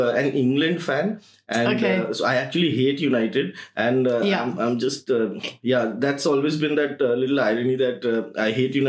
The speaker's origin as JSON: {"language": "English", "town": "Kolkata", "region": "West Bengal", "country": "India", "tie": "born or raised there", "moved": "as an adult", "lives_now": "Mumbai, India", "said": "I used to play a lot of football back in Calcutta. I grew up in Calcutta."}